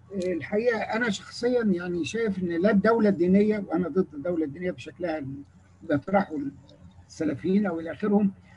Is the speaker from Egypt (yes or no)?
yes; Egypt; انا من مصر